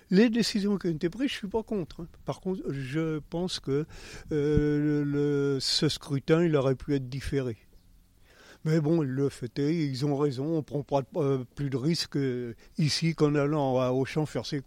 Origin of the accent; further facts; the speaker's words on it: Nouvelle-Aquitaine, France; now in Châtellerault, France; je suis originaire de Charente, à côté d'Angoulême.